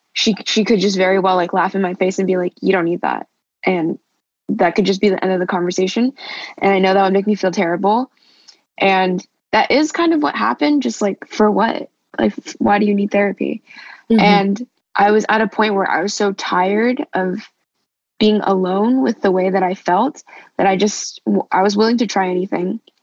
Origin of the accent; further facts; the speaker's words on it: Los Angeles, California, United States; I'm from Los Angeles, California